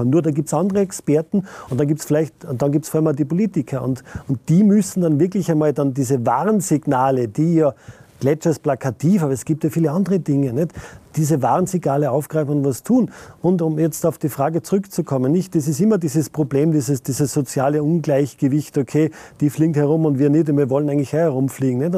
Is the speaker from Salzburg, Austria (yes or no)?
yes; Saalfelden, Salzburg, Austria; born there; bin ein gebürtiger Saalfeldner und die Messungen an der Pasterze sind aus einer Initiative herausgekommen, die in Saalfelden passiert sind.